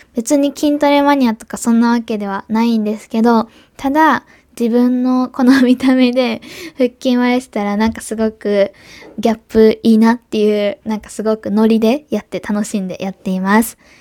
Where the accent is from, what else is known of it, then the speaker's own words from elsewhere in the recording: Kobe, Hyogo, Japan; accent: Kansai dialect; also born or lived in Osaka / Germany / Tokyo; 私、今東京じゃなくて神戸、地元に帰ってきているんですけ